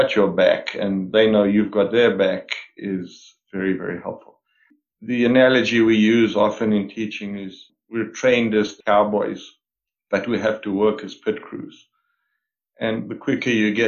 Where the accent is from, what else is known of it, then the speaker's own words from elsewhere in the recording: South Africa; moved away as an adult; now in Canada; I was born and raised in South Africa